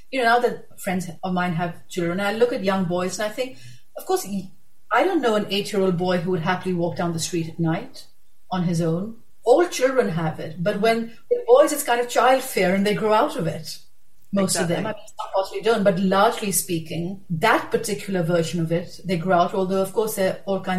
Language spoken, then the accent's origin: English; Pakistan; I'm a Pakistani.